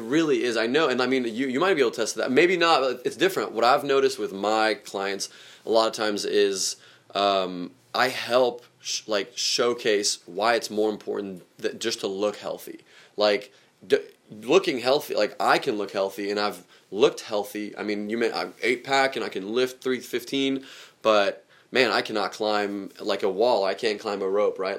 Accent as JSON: {"language": "English", "country": "Germany", "tie": "born or raised there", "moved": "yes", "said": "geographically where I grew up around too in Germany"}